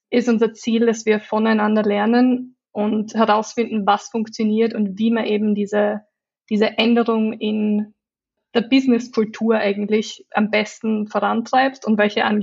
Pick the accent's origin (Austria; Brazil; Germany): Austria; accent: Austrian; now in London, United Kingdom; ich komme ursprünglich aus Österreich, daher der österreichische Akzent.